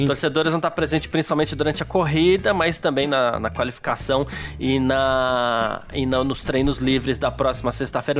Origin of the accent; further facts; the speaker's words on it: São Paulo, Brazil; eu sou do Bexiga, eu tenho uma parte italiana da família